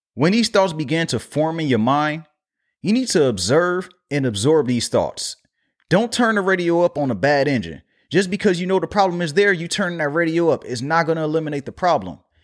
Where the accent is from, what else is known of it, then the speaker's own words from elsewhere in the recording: Los Angeles, California, United States; my hometown